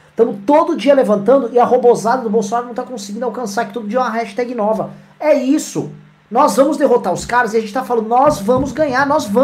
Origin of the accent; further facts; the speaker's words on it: São Paulo, Brazil; accent: Mooca; Eu, eu sou natural da Moca